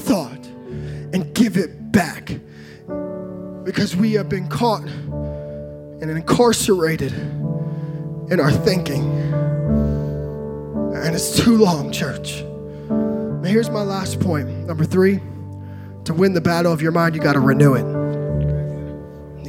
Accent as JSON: {"language": "English", "region": "California", "country": "United States", "tie": "born or raised there", "moved": "yes", "lives_now": "Texas, United States", "said": "I grew up in California"}